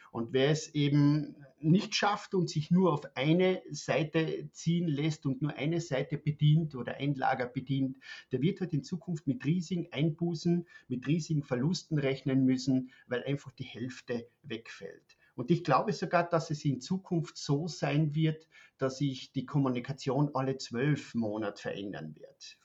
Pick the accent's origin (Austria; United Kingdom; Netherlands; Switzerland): Austria; moved away as an adult; now in Germany; Man hört das, ich bin ein Österreicher, wohne seit fünf Jahren in Deutschland